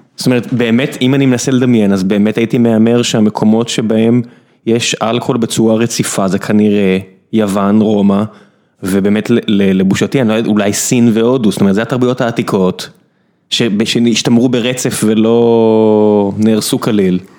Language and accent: Hebrew; Israel; אני מודה כישראלי